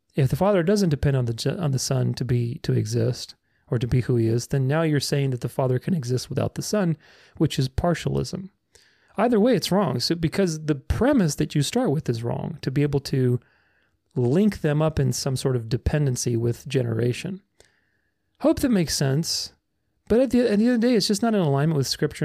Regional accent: Romania; moved away; I'm Romanian. I, I came from Romania.

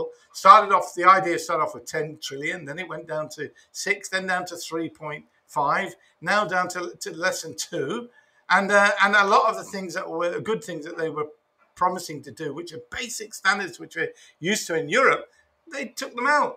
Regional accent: United Kingdom; moved away; I'm from an Irish family, but I was born in Britain.

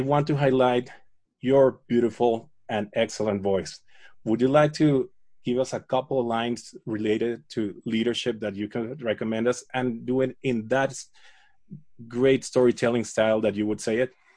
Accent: Caracas, Capital District, Venezuela; I grew up in Caracas

